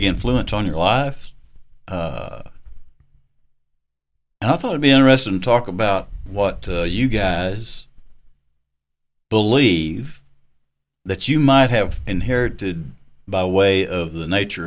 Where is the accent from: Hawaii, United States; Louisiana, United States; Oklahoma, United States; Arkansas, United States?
Arkansas, United States; moved away; people I grew up with back in Arkansas